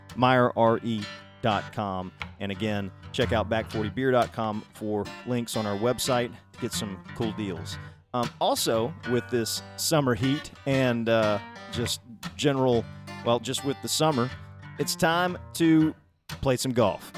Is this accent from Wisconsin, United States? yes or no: no; South Alabama, United States; I grew up in South Alabama myself